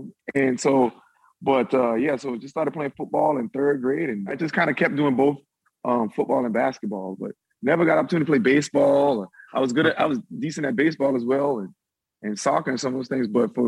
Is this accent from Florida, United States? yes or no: yes; Florida, United States; I grew up in Florida